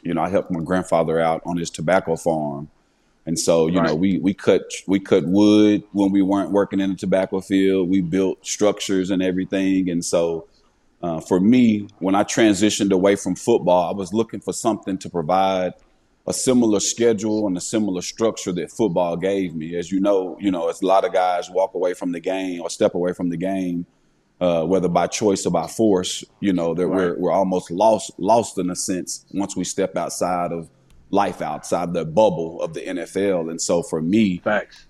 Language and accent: English; Paducah, Kentucky, United States; Paducah, my hometown, uh, Paducah, Kentucky